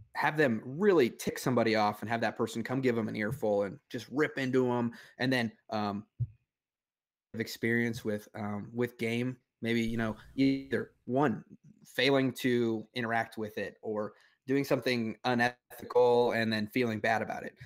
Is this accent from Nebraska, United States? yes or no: yes; Grand Island, Nebraska, United States; moved away; also born or lived in Kansas / Oklahoma; I grew up, uh, I grew up in Nebraska, uh, right off the, the banks of the Platte River